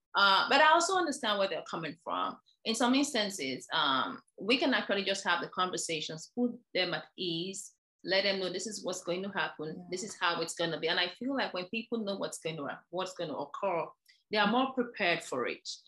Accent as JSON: {"language": "English", "country": "Nigeria", "also_born_or_lived": "Ireland / New York, United States", "moved": "as an adult", "lives_now": "Virginia, United States", "said": "I'm originally from Nigeria, where I trained as a dentist."}